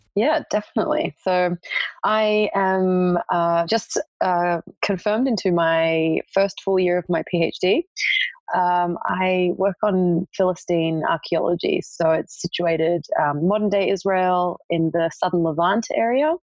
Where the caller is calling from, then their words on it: Melbourne, Victoria, Australia; I'm calling in from Melbourne, Australia.